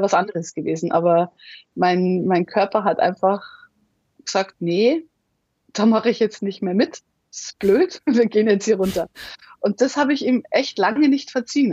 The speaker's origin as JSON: {"language": "German", "town": "Munich", "region": "Bavaria", "country": "Germany", "tie": "born or raised there", "also_born_or_lived": "Australia", "moved": "yes", "said": "Ich bin in München geboren, die Alpen vor der Tür"}